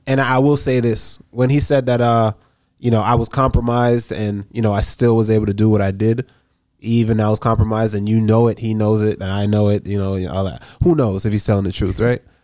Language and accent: English; Jamaica; moved away; also born or lived in Massachusetts; I'm from Jamaica